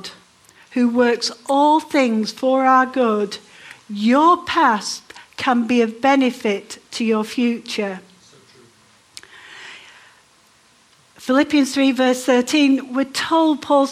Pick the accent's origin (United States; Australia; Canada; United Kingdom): United Kingdom; Manchester, North West England; moved away as an adult; also born or lived in Democratic Republic of the Congo; But I grew up in Manchester.